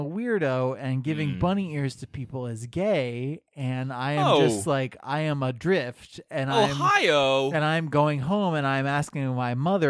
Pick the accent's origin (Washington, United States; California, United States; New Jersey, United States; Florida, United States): Florida, United States; born there; also born or lived in Illinois / South Dakota; And so I was born in Florida. I think we were in Illinois for a while.